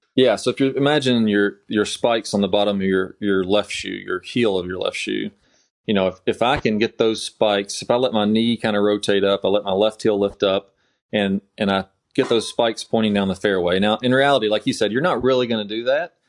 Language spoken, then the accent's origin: English; Kentucky, United States; I'm from Kentucky originally. I played golf in high school and college at Eastern Kentucky